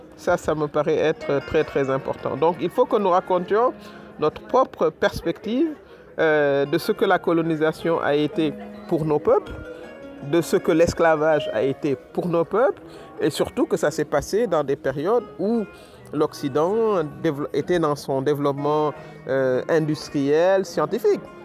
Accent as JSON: {"language": "French", "country": "Senegal", "said": "ancienne Premier ministre du Sénégal"}